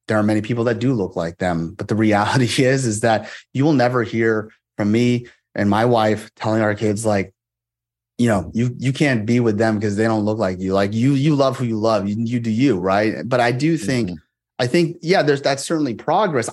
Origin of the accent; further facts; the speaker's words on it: Moraga, California, United States; also born or lived in Monterey, California; I grew up there from when I was five and, until I graduated high school